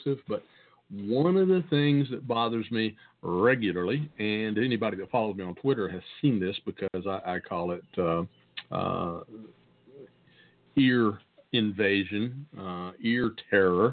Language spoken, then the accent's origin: English; the South, United States; accent: Southern; my great Southern accent